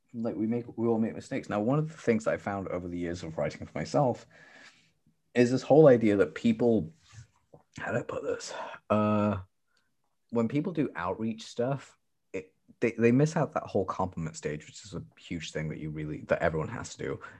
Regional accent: United Kingdom

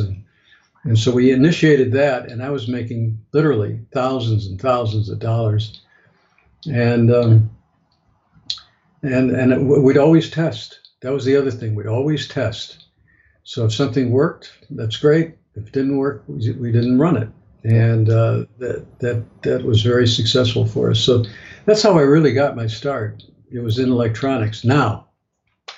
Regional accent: Chicago, Illinois, United States; I flew back to Chicago, which is my hometown

